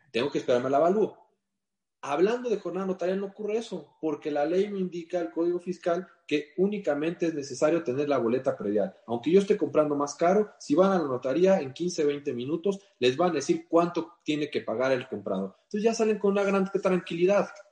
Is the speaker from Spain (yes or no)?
no; Mexico